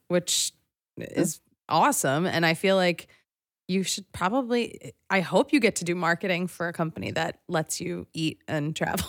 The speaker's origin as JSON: {"language": "English", "town": "Philadelphia", "region": "Pennsylvania", "country": "United States", "said": "I'm from Philadelphia"}